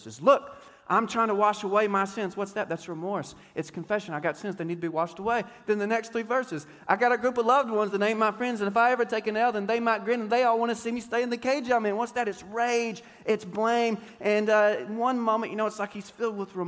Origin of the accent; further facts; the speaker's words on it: Deep East Texas, United States; I grew up playing basketball in Deep East Texas